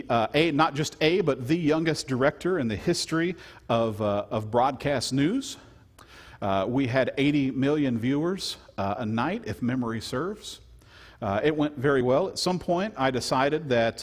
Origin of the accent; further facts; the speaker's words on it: Louisiana, United States; I'm from Louisiana